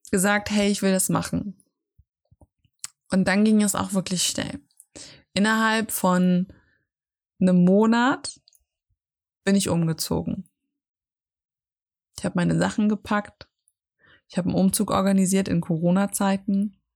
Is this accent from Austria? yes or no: yes; Austria; Ich bin aus Österreich rausgewachsen. Aus, ja, aus, aus dem Kinderhaus, wo ich aufgewachsen bin.